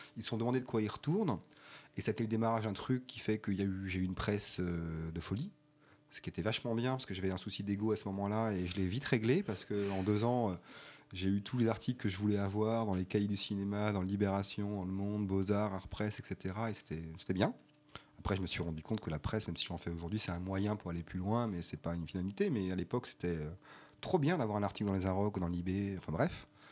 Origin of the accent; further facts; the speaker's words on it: Colmar, Grand Est, France; also born or lived in Strasbourg; je suis né à Colmar et que euh, je suis arrivé à Strasbourg à 16 ans